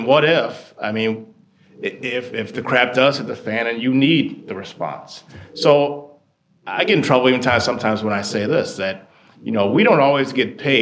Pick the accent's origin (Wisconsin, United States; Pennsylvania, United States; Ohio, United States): Wisconsin, United States; Delavan; I grew up in Delavan, Wisconsin, which is somewhat of a rural area.